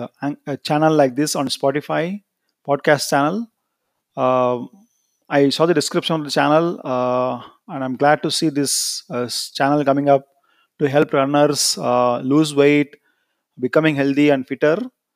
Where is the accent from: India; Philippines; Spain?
India; I am from India.